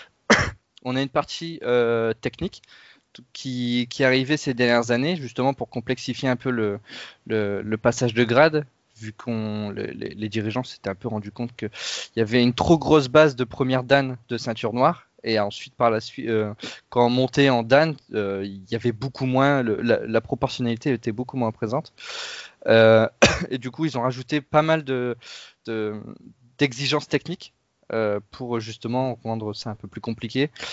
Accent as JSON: {"language": "French", "area": "Pas-de-Calais, near Lens", "region": "Hauts-de-France", "country": "France", "said": "je viens des Hauts-de-France et du Pas-de-Calais plus précisément, juste à côté de Lens"}